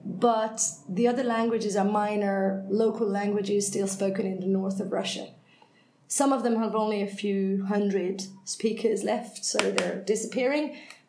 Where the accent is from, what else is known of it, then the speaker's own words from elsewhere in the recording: Hungary; first language Hungarian; English is a second language; also born or lived in Finland; Well, I'm Hungarian. That's my native language. I started to learn English at school when I was 8, I think.